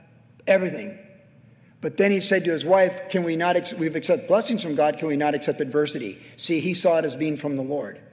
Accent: United States; as American citizens

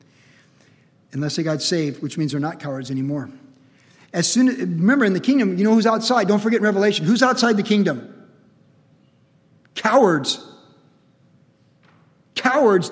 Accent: Cleveland, Ohio, United States; moved away; also born or lived in California; I was born in Cleveland, Ohio in 1961.

